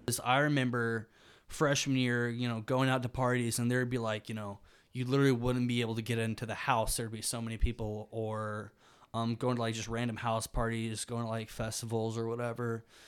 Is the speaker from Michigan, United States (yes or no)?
no; Birmingham, Alabama, United States; moved away as an adult; now in Oxford, Mississippi, United States; I'm from Birmingham, Alabama